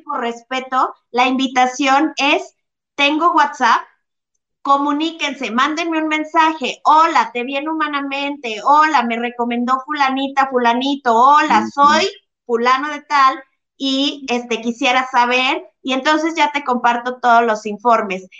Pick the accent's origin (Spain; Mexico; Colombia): Mexico; soy latina mexicana muy chingona